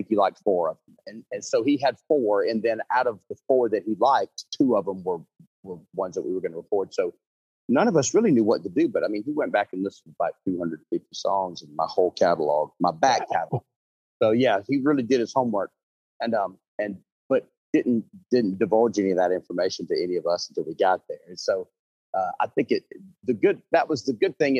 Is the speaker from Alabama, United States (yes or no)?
yes; Opelika, Alabama, United States; I'm from Opelika, Alabama, so I'm about 30 minutes from the Georgia state line